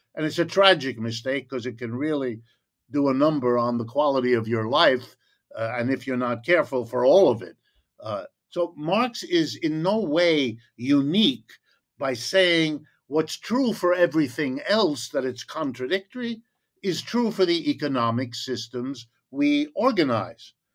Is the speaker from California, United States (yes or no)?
no; Ohio, United States; I was born in Ohio, in the middle of the country.